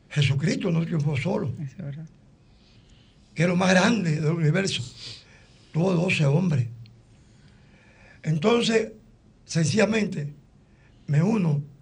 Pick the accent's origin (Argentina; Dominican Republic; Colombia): Dominican Republic; como cualquier dominicano que ama este país